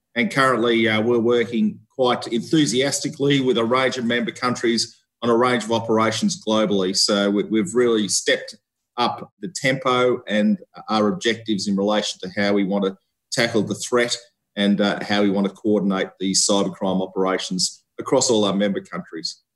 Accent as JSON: {"language": "English", "country": "Australia", "also_born_or_lived": "Victoria, Australia / Canberra, Australia", "moved": "as an adult", "said": "I'm an Australian seconded officer"}